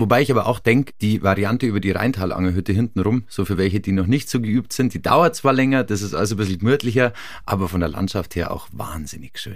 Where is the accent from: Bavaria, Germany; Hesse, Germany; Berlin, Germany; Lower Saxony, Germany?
Bavaria, Germany; Farchant; ich bin in Fahrhand aufgewachsen, auch bei Garmisch